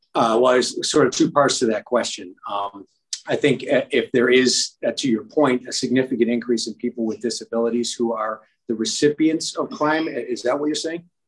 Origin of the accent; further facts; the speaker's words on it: Amherst, New York, United States; I am uh, from Amherst. Uh, that is where I was born and raised.